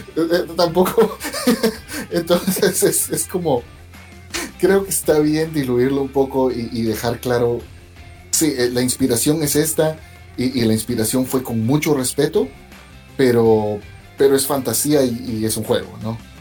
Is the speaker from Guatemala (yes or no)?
yes; Guatemala; moved away as an adult; now in New York, United States; yo crecí en Guatemala